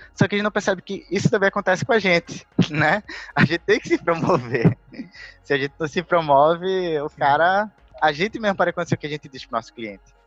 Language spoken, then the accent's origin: Portuguese; Recife, Pernambuco, Brazil; Eu sou originalmente de Recife